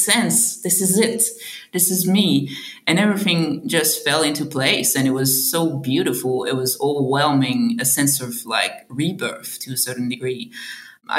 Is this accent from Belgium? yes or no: yes; Belgium; moved away as an adult; also born or lived in Australia; now in Sydney, Australia; I'm originally from Belgium